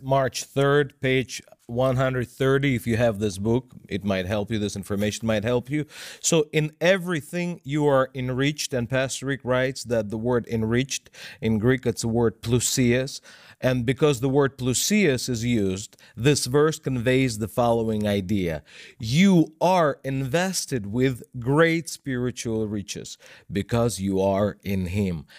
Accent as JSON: {"language": "English", "country": "Russia", "second_language": "English", "said": "I'm Russian. English is my second language, and I'm self-taught. I never lived in the United States"}